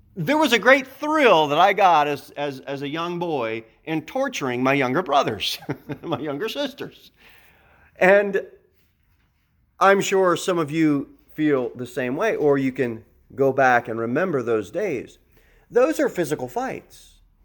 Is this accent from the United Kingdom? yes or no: no; United States; I want to address you as an American